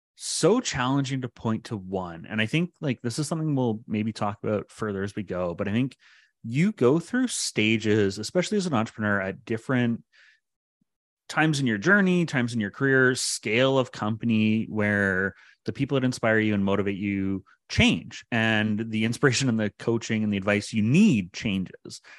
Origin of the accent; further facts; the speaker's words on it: Pickering, Ontario, Canada; moved away as an adult; now in Ottawa, Canada; I grew up in Pickering, uh, just outside of Toronto